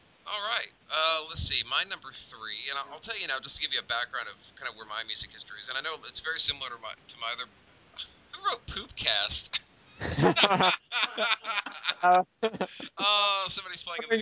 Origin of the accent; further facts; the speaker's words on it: Oklahoma, United States; we're from Oklahoma.